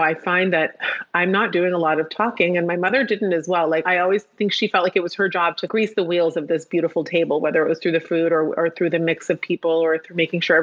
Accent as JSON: {"language": "English", "town": "Palo Alto", "region": "California", "country": "United States", "tie": "born or raised there", "said": "I grew up in an Orthodox community, but I grew up in Palo Alto, California, where it wasn't by any means a Jewish neighborhood"}